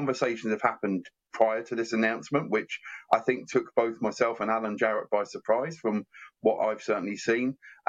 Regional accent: Medway, South East England, United Kingdom; I think Medway is a wonderful place. It's my hometown. You know, it's where I'm bringing up my son

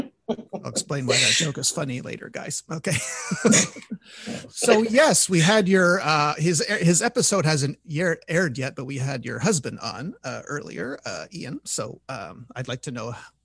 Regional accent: Montreal, Quebec, Canada; I'm from Montreal

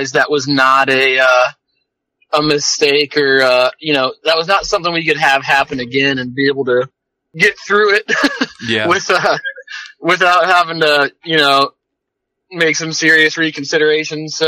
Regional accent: Northwest Michigan, United States; moved away as an adult; also born or lived in Colorado; now in Bellingham, United States; I grew up in Northwest Michigan, moved out here after high school

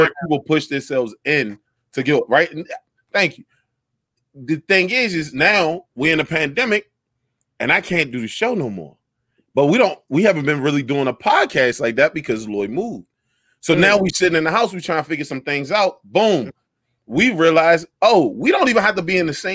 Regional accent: Washington, District of Columbia, United States; I'm from DC

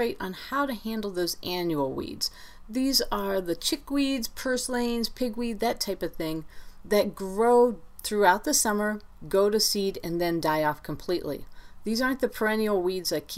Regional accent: Ohio, United States; now in Great Falls, United States; growing up in Ohio

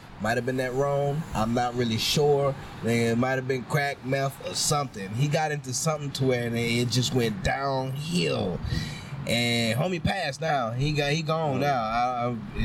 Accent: New Orleans, Louisiana, United States; moved away; Growing up in New Orleans

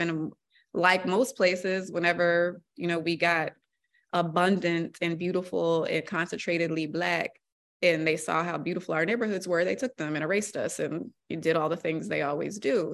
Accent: Alexandria, Virginia, United States; moved away as an adult; also born or lived in Norfolk, Virginia; now in Boston, United States; I'm from the D C area, I'm from Virginia

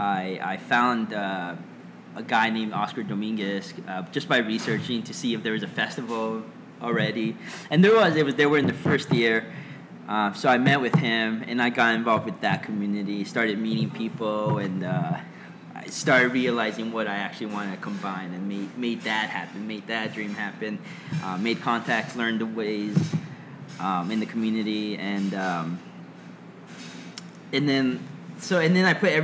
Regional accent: Los Angeles, California, United States; also born or lived in Guatemala; From Guatemala, I grew up in Los Angeles

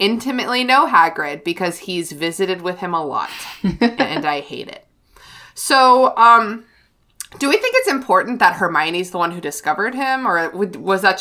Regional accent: United States; as an American

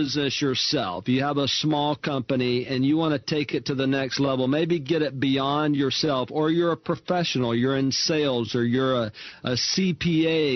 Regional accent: Mobile, Alabama, United States; moved away as an adult; now in Houston, United States; I grew up in Mobile, Alabama

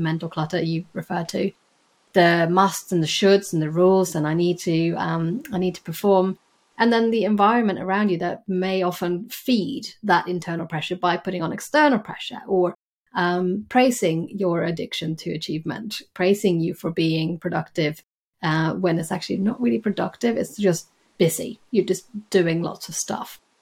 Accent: Sweden; moved away as an adult; now in London, United Kingdom; I am from Sweden

